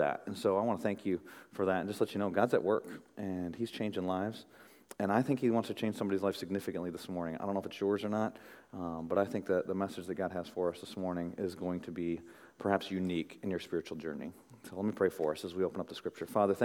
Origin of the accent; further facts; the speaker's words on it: Midwest, United States; as a young boy growing up in the Midwest